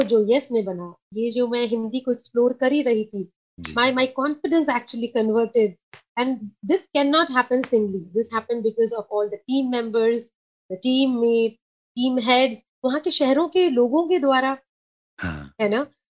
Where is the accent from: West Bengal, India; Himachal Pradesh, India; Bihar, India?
West Bengal, India; Kolkata; first language Sindhi; Hindi is a second language; moved away as an adult; also born or lived in Mumbai / Gwalior; now in Madhya Pradesh, India; मैं बंगाल से हूँ और मैंने अपना पूरा बचपन ना देखा है